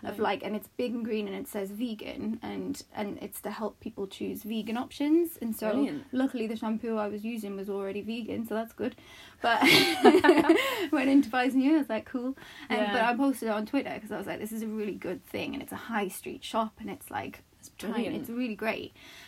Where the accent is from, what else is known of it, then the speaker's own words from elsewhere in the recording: Northeast, United States; I'm from the northeast, which you probably also can't tell from my accent.